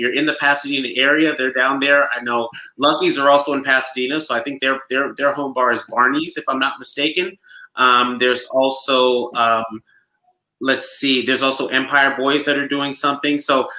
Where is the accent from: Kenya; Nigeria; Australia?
Nigeria; accent: Nigerian; now in Los Angeles, United States; it wouldn't be right if I didn't bring out my Nigerian accent this week. So unfortunately, I will not be at any of the watch parties because I will be supporting my home country, the village of my father.